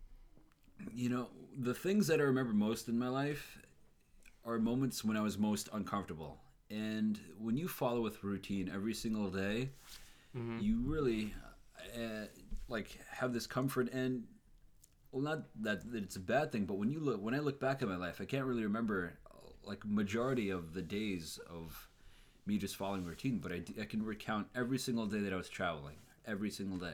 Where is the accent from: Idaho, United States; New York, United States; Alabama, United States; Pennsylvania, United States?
New York, United States; Long Island; I'm from Long Island. I was born and raised here